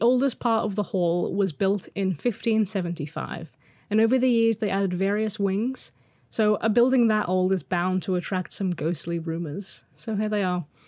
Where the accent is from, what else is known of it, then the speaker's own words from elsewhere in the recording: Liverpool, North West England, United Kingdom; moved away; I'm originally from Liverpool, and we moved back 'cause I love it here.